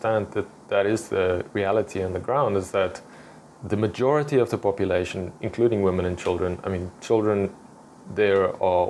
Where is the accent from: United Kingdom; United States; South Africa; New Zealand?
South Africa; now in Israel; I'm from South Africa